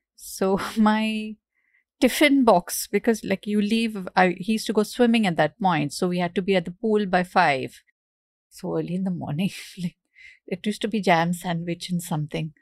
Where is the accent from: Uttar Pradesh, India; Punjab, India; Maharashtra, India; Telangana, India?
Maharashtra, India; Mumbai; We moved from Bandra to Goregaon. My school was in Bandra. I, we lived in Goregaon